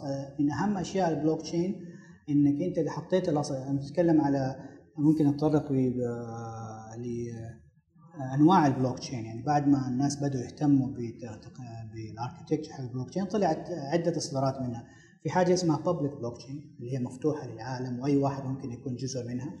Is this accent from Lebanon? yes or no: no; Saudi Arabia; عندنا في السعودية